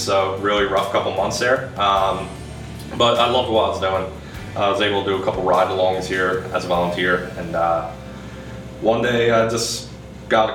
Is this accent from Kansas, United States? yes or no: no; Gloucester City, New Jersey, United States; Grew up, born and raised in Gloucester City